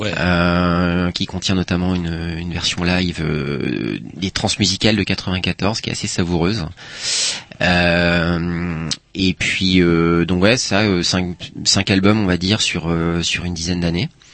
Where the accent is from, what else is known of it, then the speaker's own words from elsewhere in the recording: Paimpol, Brittany, France; also born or lived in Rennes; moi je viens d'un une petite ville portuaire qui s'appelle Paimpol